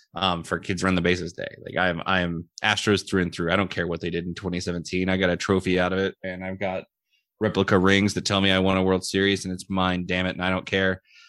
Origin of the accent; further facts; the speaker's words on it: Houston, Texas, United States; I was born and raised in Houston.